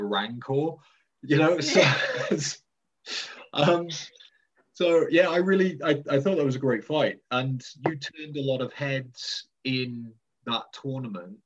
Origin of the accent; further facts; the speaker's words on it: Welsh, Wales, United Kingdom; I'm Welsh and we're setting up a school in Wales.